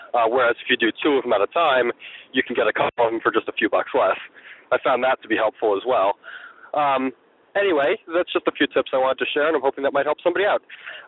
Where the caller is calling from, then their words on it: New Hampshire, United States; I'm from New Hampshire.